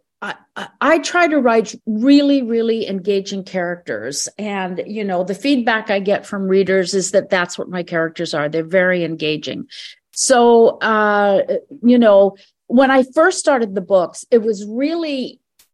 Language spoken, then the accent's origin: English; Canada; I was born here in Canada